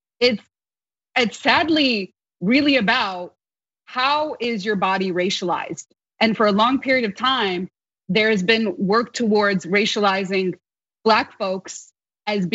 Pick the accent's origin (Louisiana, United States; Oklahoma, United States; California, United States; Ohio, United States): California, United States; Los Angeles; growing up in Los Angeles